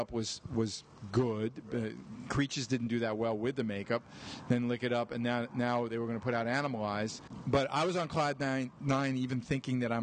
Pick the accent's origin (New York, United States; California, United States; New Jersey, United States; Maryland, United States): New York, United States; I grew up in New York